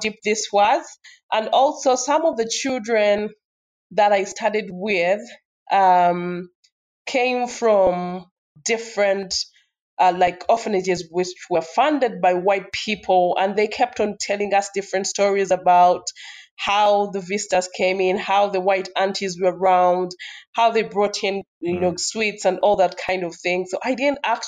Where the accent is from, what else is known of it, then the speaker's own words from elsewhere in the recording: Jinja, Eastern Region, Uganda; I grew up in Jinja, was born in Jinja